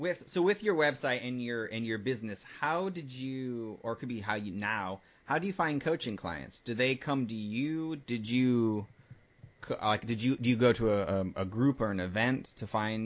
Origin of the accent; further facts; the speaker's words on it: northern Midwest, United States; I grew up in the Midwest part of the United States, in the northern part, and there are lots of taxidermists around in the area